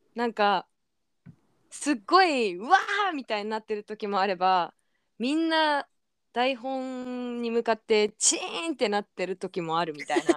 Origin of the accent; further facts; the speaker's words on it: Tokyo, Japan; 東京都生まれです